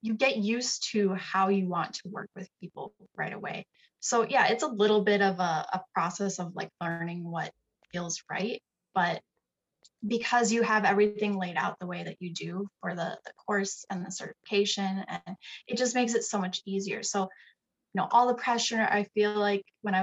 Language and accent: English; Sioux Falls, South Dakota, United States; Sioux Falls, South Dakota. I have lived here my entire life.